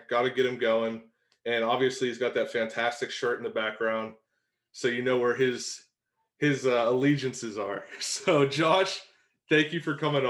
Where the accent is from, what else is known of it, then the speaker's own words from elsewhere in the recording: Beaver County, Pennsylvania, United States; moved away; growing up in Beaver, you're kind of like, oh, I want to get out of here. I want to get out of Beaver County